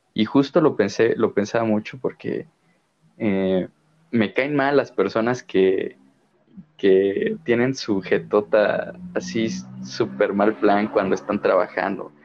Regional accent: Mexico; mexicano de corazón, de alma

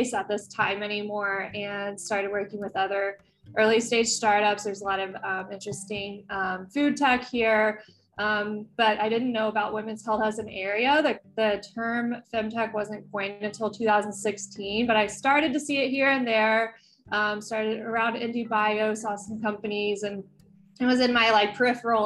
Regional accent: West Texas, United States; moved away as an adult; also born or lived in San Diego; now in Bay Area, United States; I was born and raised in West Texas.

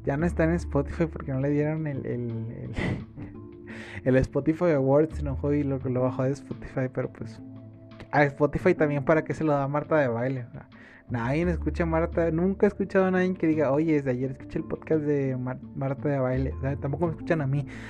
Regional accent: Santa Catarina, Nuevo León, Mexico; Soy de Monterrey por si no lo había notado. Este, bueno, soy de Santa Catarina, entonces me quedé cerca de San Pedro.

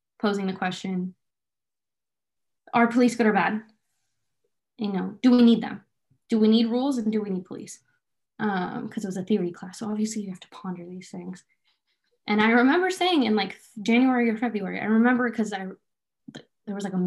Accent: Bay Area, California, United States; I'm from the Bay Area, extremely liberal place, very diverse place.

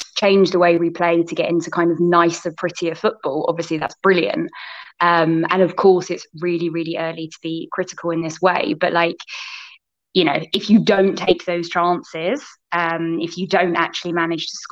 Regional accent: Croydon, London, United Kingdom; It's my local team. So I'm from Croydon. My parents' house is just kind of 15 minutes from Selhurst Park

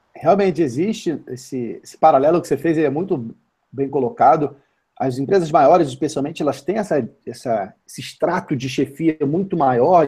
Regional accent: Vitória, Espírito Santo, Brazil; eu sou de Vitória, no Espírito Santo

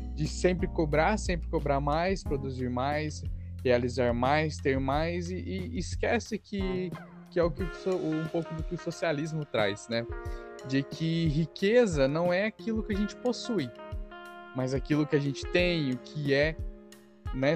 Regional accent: Brazil; somos nós brasileiros

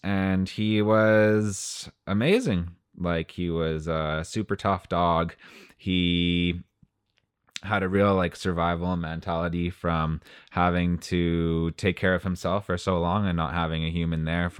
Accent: Timmins, Ontario, Canada; Our house backed onto the woods where I grew up in Timmins, and it gets pretty cold there.

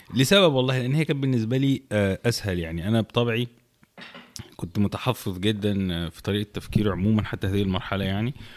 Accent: Egypt

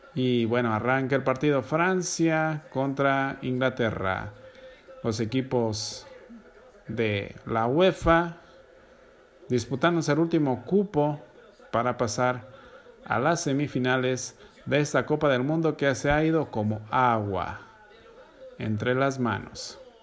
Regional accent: Mexico; A mí como mexicano

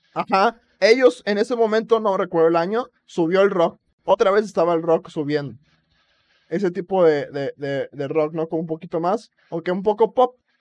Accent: Acapulco, Guerrero, Mexico; soy orgulloso de que soy de Acapulco

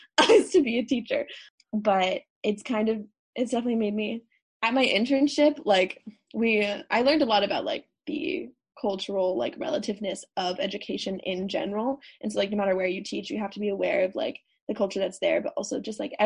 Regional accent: United States; I'm an American and I'm not French

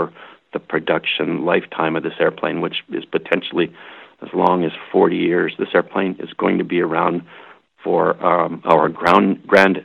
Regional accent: Canada; I flew there as a Canadian officer on exchange with the United States Air Force

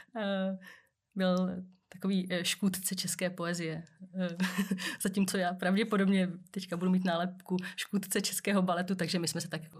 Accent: Czechia; tady u nás v Čechách není moc zvykem jako se vyjadřovat k tomu

